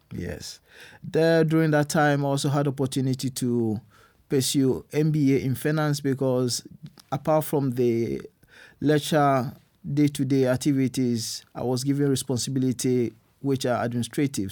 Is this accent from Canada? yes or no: no; Ghana; moved away as an adult; now in Germany; I'm born in Ghana, I grew up in Ghana